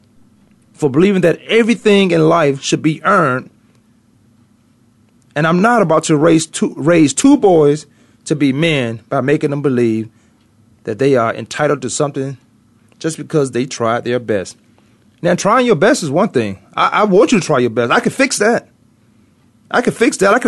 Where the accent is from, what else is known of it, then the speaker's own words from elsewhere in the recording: the South, United States; I'm from the South